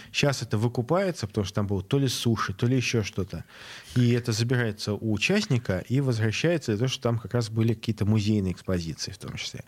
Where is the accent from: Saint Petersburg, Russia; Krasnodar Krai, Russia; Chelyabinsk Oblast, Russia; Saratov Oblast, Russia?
Saint Petersburg, Russia; я ленинградец, моя мама ленинградка